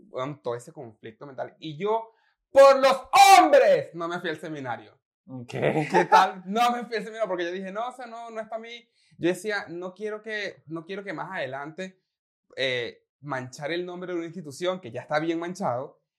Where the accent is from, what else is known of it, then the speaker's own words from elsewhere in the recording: Venezuela; yo, soy, el venezolano que ha sido criado a punta arepa.